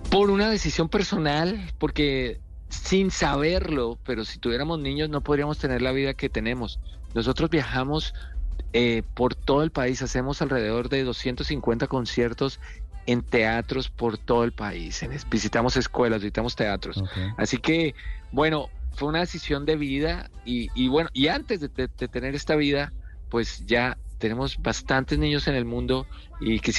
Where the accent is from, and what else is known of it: Bogotá, Colombia; born or raised there; moved away as an adult; also born or lived in Kansas City, Missouri; now in United States